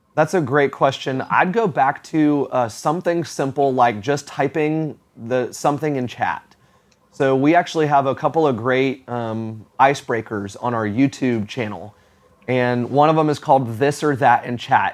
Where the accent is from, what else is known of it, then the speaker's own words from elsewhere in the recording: Florida, United States; now in Atlanta, United States; I grew up in Florida